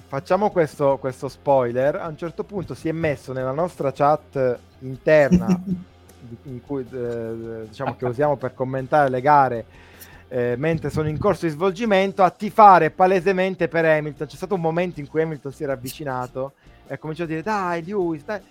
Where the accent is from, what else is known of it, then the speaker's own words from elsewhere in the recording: Sicily, Italy; noi che siamo siciliani